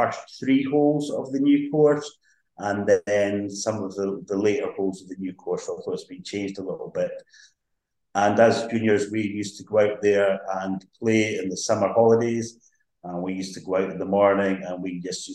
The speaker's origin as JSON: {"language": "English", "town": "Lossiemouth", "region": "Scotland", "country": "United Kingdom", "tie": "born or raised there", "said": "I grew up, I was born in Lossiemouth, grew up in Lossiemouth, apart from a few years away at uni. I've lived in Lossiemouth all my days."}